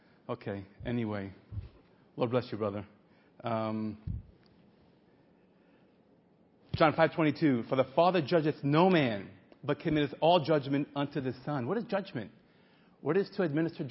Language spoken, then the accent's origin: English; New York City, New York, United States; I'm a guy from Brooklyn